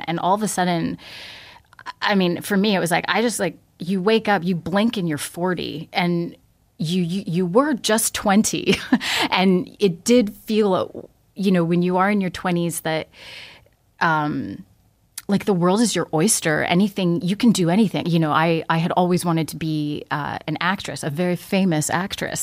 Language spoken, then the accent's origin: English; Toronto, Ontario, Canada; I grew up in Toronto. Okay. I left for a while and and now I'm back